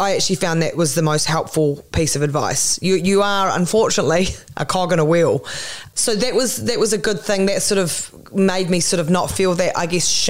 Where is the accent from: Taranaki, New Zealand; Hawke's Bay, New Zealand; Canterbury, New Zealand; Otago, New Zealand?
Canterbury, New Zealand; Christchurch; also born or lived in Auckland, New Zealand; I moved from Christchurch up to Auckland